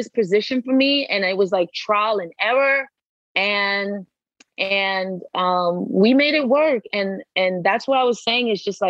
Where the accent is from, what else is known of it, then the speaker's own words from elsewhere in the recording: East Coast, United States; now in Los Angeles, United States; Like I was from the East Coast. We're like very quick and we talk yeah. fast and we're like, go, go, go.